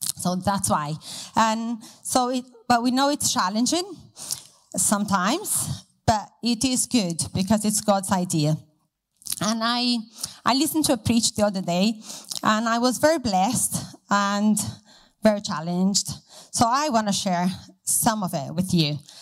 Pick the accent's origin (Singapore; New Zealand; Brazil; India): Brazil; moved away as an adult; now in Hereford, United Kingdom; So I'm from Brazil and I uh, used to go to a very big church with lots of people, and I had lots of friends, and we did a lot together. Um, so I grew up in that city